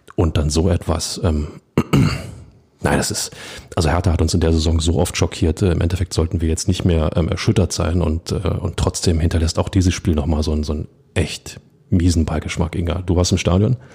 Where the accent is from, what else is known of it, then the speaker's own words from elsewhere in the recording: Berlin, Germany; als Berliner